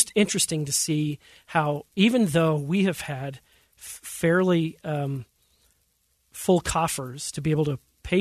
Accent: Hooper, Utah, United States; moved away as an adult; now in Davis County, United States; I grew up in Hooper. My parents still live there

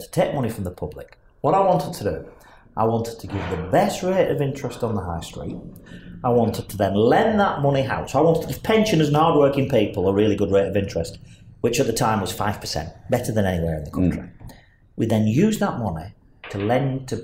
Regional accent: Burnley, North West England, United Kingdom

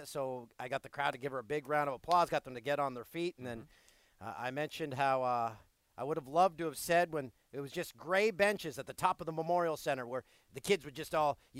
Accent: Peterborough, Ontario, Canada; Everyone in my hometown of Peterborough, Ontario. I was back there for Pink in the Rink this past weekend. A fundraiser for cancer awareness, cancer research. My little hometown.

